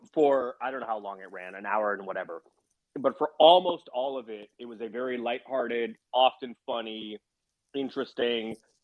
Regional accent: San Francisco, California, United States; I grew up a Warriors fan. I grew up in San Francisco, but I was a huge NBA fan

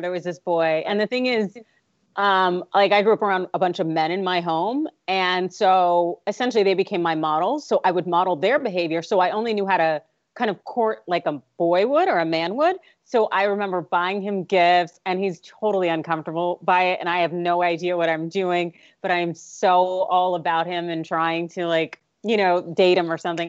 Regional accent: California, United States; this is my motherland

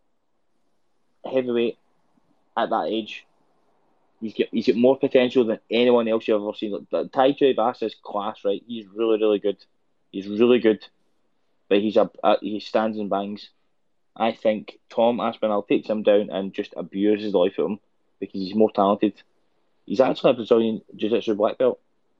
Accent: Scotland, United Kingdom; as a Scottish person

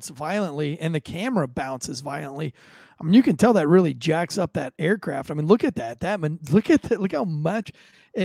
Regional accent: United States; I am an American

